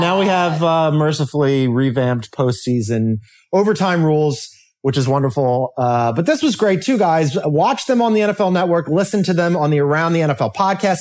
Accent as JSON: {"language": "English", "town": "Philadelphia", "region": "Pennsylvania", "country": "United States", "said": "as a Philadelphian"}